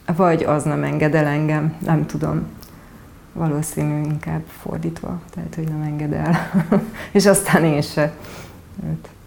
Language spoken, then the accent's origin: Hungarian; Odorheiu Secuiesc, Harghita County, Romania; moved away as an adult; also born or lived in Veszprém, Hungary / Pápa, Hungary; now in Budapest, Hungary; Székely udvarhely, ugyanis ott születtem, és egyetemista, egyet-, egyetemre jöttem, ö, ide Budapestre, tehát érettségi után kerültem Magyarországra